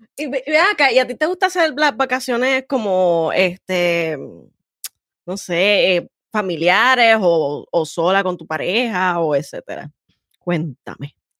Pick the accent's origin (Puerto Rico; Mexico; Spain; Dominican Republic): Puerto Rico; San Juan; yo soy sanjuanera hasta la muerte, no importa dónde esté